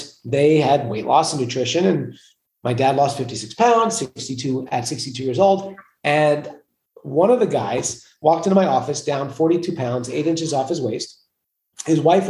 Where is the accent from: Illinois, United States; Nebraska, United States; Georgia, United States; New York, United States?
New York, United States; New York City; I'm from New York. I grew up in Queens, New York, a place suited for kings